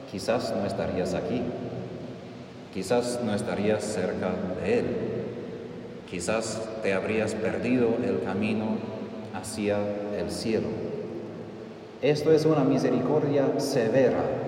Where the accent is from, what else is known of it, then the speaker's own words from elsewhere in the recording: United States; Spanish is a second language; moved away; soy estadounidense